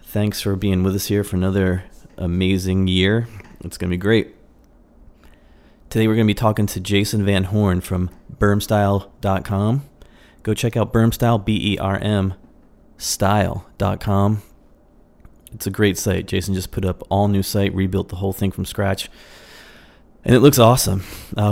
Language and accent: English; Astoria, Oregon, United States; moved away as an adult; now in Portland, United States; I'm from the Northwest, but moved away in 2003